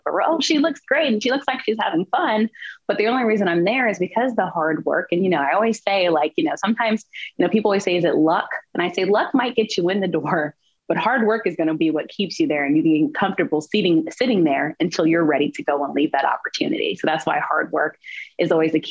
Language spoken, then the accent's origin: English; the South, Southern United States, United States; I come from Southern roots